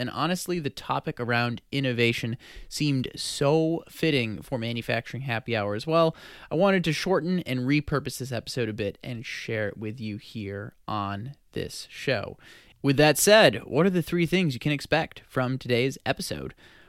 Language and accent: English; St. Louis, Missouri, United States; my hometown of St. Louis